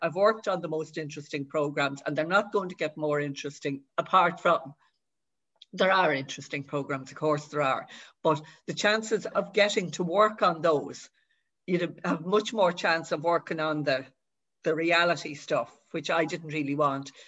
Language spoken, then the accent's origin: English; Dublin, Leinster, Ireland; I was brought up in Dublin, but my mother is from Gorey